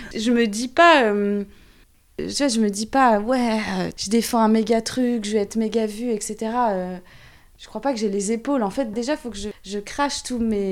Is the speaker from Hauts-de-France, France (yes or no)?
no; Saint-Nazaire, Pays de la Loire, France; je viens de Saint-Nazaire